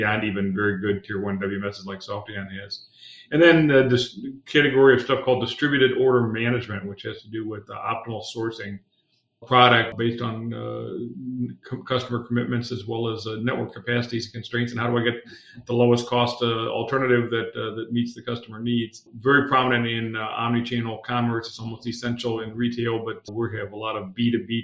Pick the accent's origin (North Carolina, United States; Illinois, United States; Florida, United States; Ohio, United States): Ohio, United States; Akron; also born or lived in Dayton, Ohio; I've been pretty much, except very early in my life, an Ohio guy. My whole life, I grew up in the Akron, Cleveland area